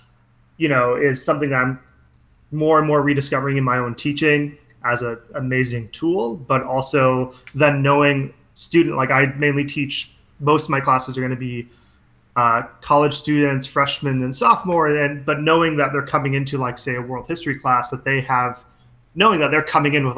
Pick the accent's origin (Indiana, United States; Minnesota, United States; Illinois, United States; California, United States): Minnesota, United States; I grew up in Minnesota